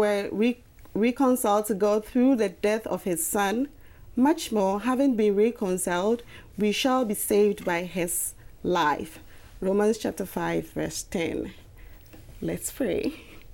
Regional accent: Ghana; moved away; I'm in the MBA program and I'm from Ghana

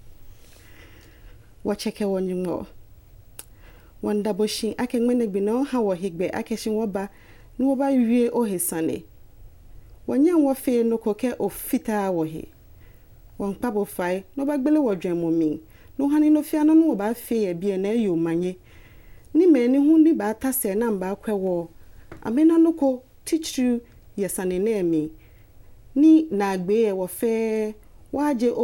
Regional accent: Ghana; moved away; I'm in the MBA program and I'm from Ghana

